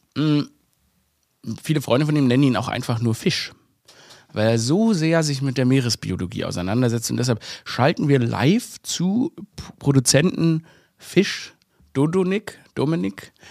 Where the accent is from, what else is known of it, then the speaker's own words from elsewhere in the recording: Stuttgart, Baden-Württemberg, Germany; moved away as an adult; also born or lived in Vienna; ich bin ja in Stuttgart aufgewachsen